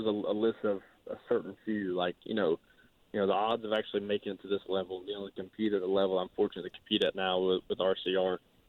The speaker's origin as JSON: {"language": "English", "town": "Kannapolis", "region": "North Carolina", "country": "United States", "tie": "born or raised there", "said": "growing up in Kannapolis, Charlotte was my home race"}